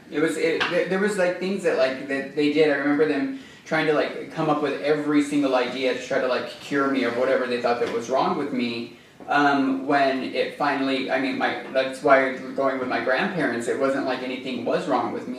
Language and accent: English; Silver City, New Mexico, United States; moved away; also born or lived in Arizona; I was born in Silver City, New Mexico. Um, I grew up in a mining community